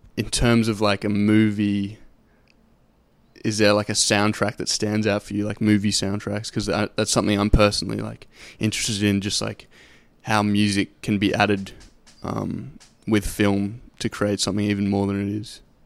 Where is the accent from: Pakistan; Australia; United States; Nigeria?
Australia; Sydney, New South Wales; I'm from Sydney